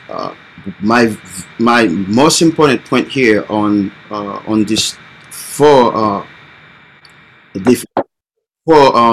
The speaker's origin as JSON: {"language": "English", "country": "Haiti", "tie": "born or raised there", "also_born_or_lived": "Florida, United States", "second_language": "English", "moved": "as an adult", "lives_now": "United States", "said": "I came from Haiti originally, born and raised"}